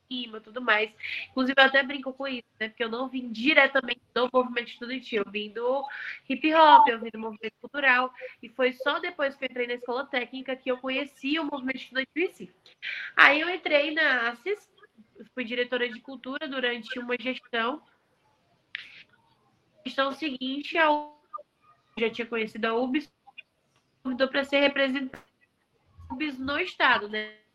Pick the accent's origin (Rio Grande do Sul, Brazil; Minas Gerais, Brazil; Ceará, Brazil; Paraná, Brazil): Ceará, Brazil; Fortaleza; born there; Eu nasci em agosto de 2001 em Fortaleza.